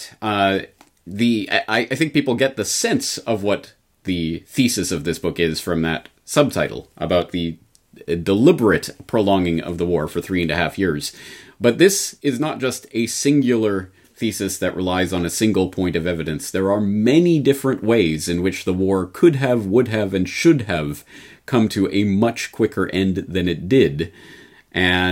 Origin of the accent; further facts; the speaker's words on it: Canada; now in Japan; a Canadian in Japan